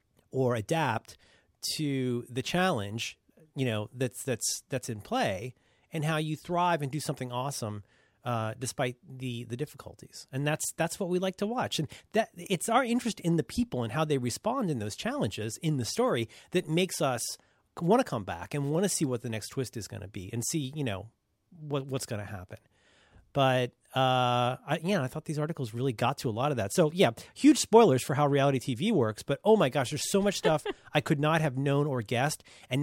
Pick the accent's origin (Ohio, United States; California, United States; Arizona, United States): Ohio, United States; I'm from Ohio. I don't know how to pronounce anything.